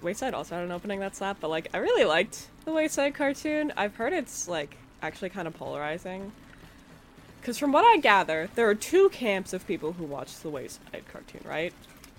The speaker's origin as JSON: {"language": "English", "country": "Canada", "said": "Love being Canadian."}